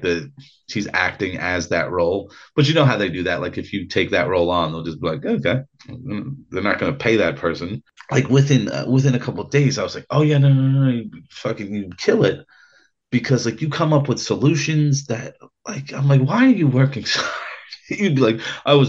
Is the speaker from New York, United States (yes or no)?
yes; Ulster County, New York, United States; I'm white trash from Ulster County, New York